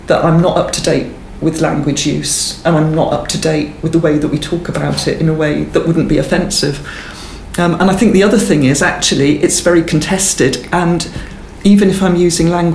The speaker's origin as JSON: {"language": "English", "town": "Swansea", "region": "Wales", "country": "United Kingdom", "tie": "born or raised there", "said": "I grew up in Swansea in South Wales."}